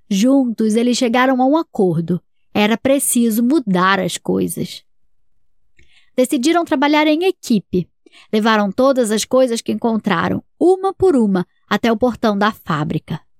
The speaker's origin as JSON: {"language": "Portuguese", "town": "Petrópolis", "region": "Rio de Janeiro", "country": "Brazil", "said": "Eu tenho quatro anos. A gente é de Petrópolis."}